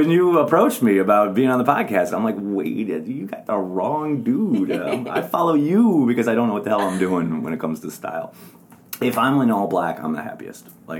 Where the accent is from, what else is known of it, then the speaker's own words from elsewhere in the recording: Wisconsin, United States; I'm from Wisconsin. I like beer. I like burgers.